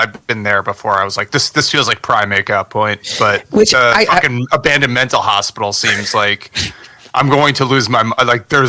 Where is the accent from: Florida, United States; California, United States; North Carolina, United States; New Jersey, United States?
New Jersey, United States; River Ridge; moved away; growing up in River Ridge is such a small town.